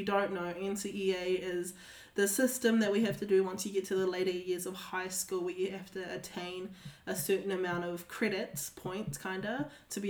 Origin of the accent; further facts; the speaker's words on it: Auckland, New Zealand; I grew up in Auckland, in the city, biggest city in New Zealand